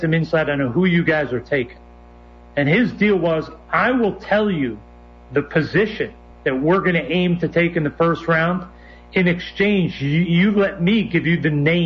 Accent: New York, United States; where I went to college, where I grew up in New York

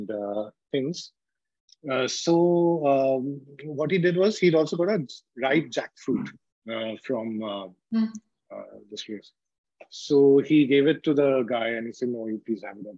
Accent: Kolkata, West Bengal, India; growing up in Calcutta, like jackfruit was not something which was an alien thing.

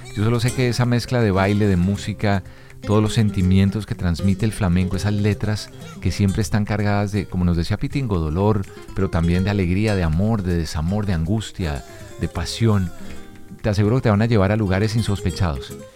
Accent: Colombia; mi tierra, de Colombia

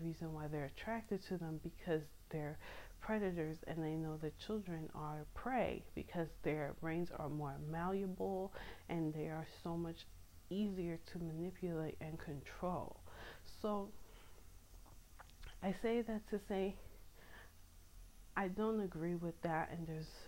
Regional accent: United States; I'm American, so I'm not raised in a world where that's okay

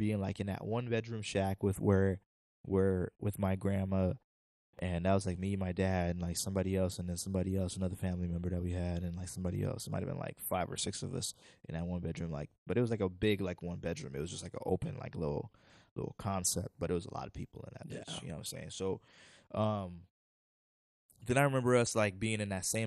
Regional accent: Sarasota, Florida, United States; also born or lived in Haiti / Coral Springs, Florida; Then we moved to Sarasota, which is like my hometown

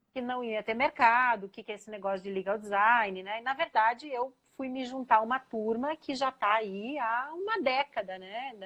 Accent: Curitiba, Paraná, Brazil; moved away as an adult; also born or lived in São Paulo; eu sou curitibana, né? Filha da PUC Paraná

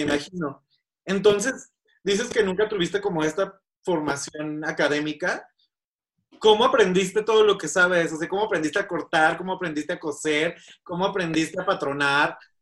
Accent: Guadalajara, Jalisco, Mexico; now in Mexico City, Mexico; mi ciudad natal, Guadalajara

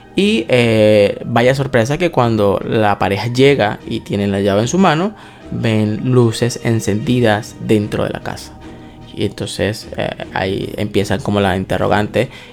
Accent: Venezuela; nosotros somos venezolanos

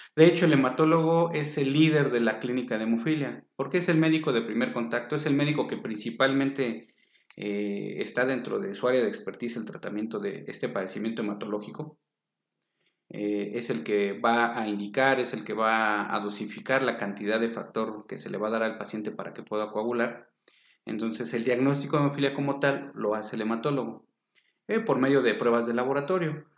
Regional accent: Mexico City, Mexico; Soy originario de la Ciudad de México.

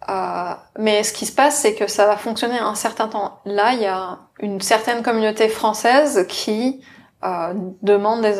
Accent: France; je suis française

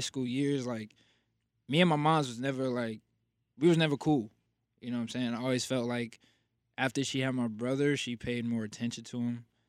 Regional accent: Passaic, New Jersey, United States; I am from Passaic, New Jersey, born and raised.

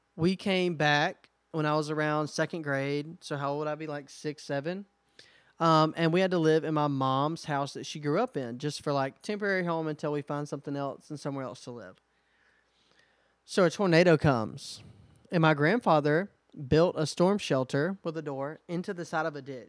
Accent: Alabama, United States; We're also from Alabama

